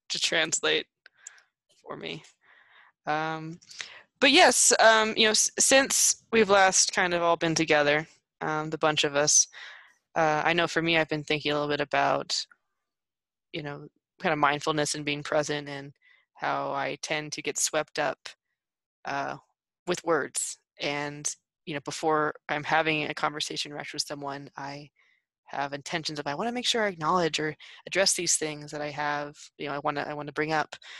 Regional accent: United States; growing up in the states

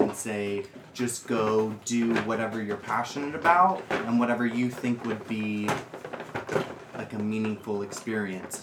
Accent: United States; moved away; I am an American drag queen who just graduated from college.

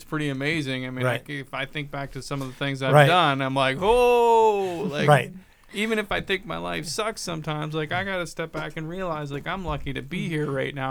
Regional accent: Michigan, United States; I didn't grow up on a farm, but I grew up in Michigan and I spent a lot of time on farms.

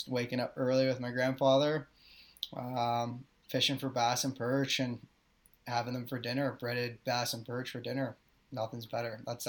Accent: Snake Island, Ontario, Canada; but I grew up on Snake Island on Lake Simcoe.

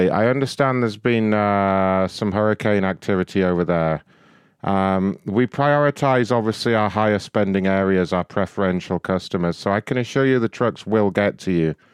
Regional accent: England, United Kingdom; Where are you from? England? Yes.

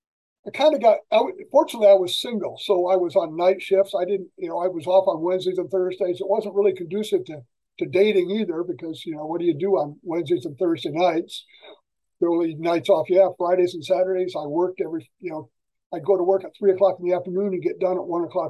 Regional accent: Michigan, United States; moved away as an adult; also born or lived in Kentucky; now in Long Beach, United States; I was born and raised in Michigan, lived there until I was graduated from high school, and I went to college in Kentucky

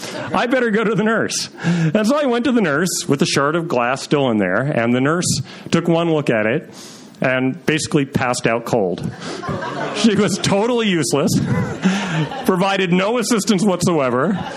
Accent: Troy, New York, United States; I was growing up in Troy, New York

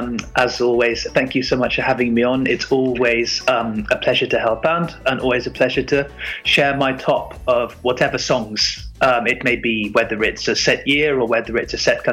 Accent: London, United Kingdom; my home country, the UK. And this year in Liverpool, we were represented by someone from my hometown, from London

